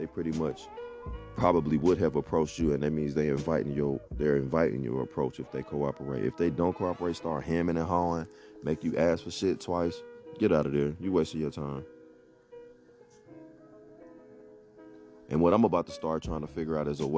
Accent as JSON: {"language": "English", "town": "Atlanta", "region": "Georgia", "country": "United States", "tie": "born or raised there", "said": "I grew up playing ball in Metro Atlanta"}